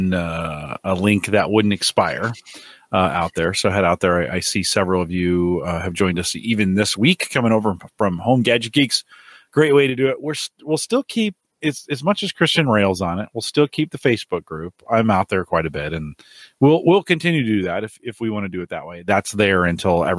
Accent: San Jose, California, United States; moved away; I grew up in San Jose

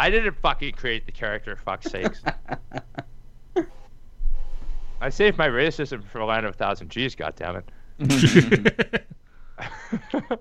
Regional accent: Canada; I'm Canadian

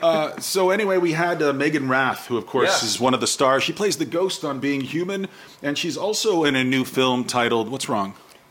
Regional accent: United States; I'm American

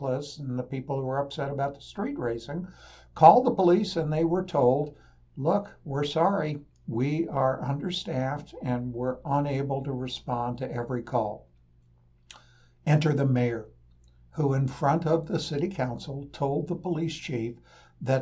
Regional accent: Portland, Oregon, United States; my hometown in Portland

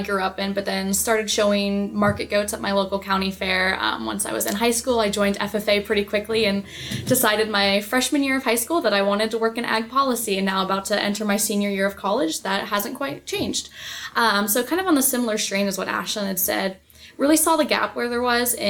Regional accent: Ohio, United States; I'm originally from Ohio

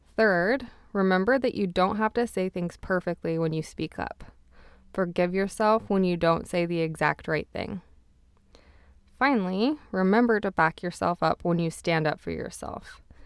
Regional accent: Utah, United States; now in Montreal, Canada; I was from Utah

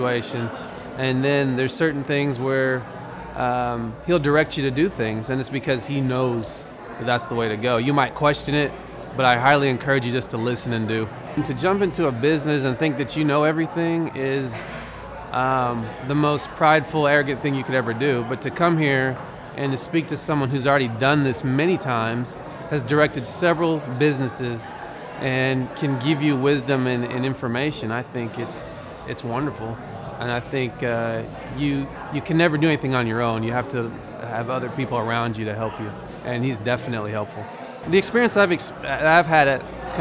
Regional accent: Broken Arrow, Oklahoma, United States; I'm from Broken Arrow, Oklahoma.

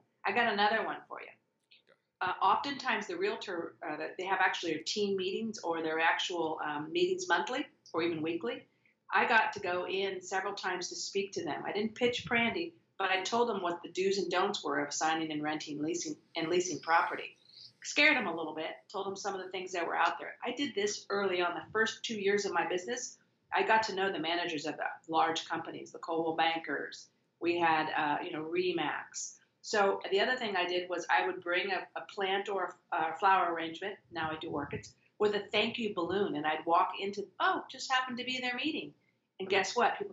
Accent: Marin County, California, United States; I'm born and raised in Marin County

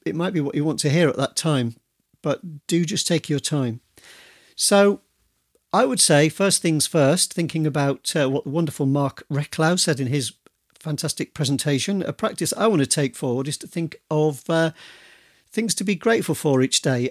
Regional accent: Yorkshire and the Humber, United Kingdom; now in Devon, United Kingdom; I come from Yorkshire, but I live in Devon

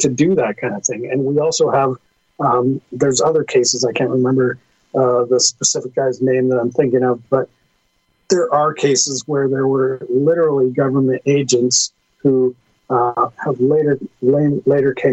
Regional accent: Canada; as a Canadian

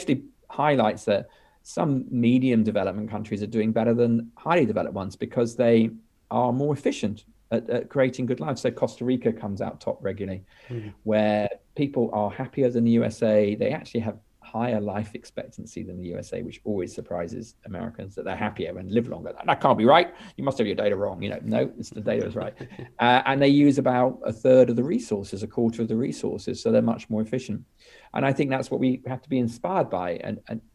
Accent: United Kingdom; I'm British. I'm probably going to be happiest living in Britain, because it's my whole cultural reference point.

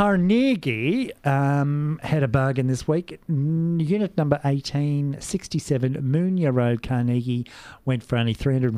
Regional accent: Geelong, Victoria, Australia; Yes, I'm from Geelong.

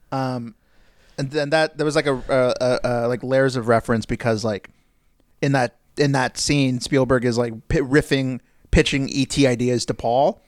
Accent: United States; as an American

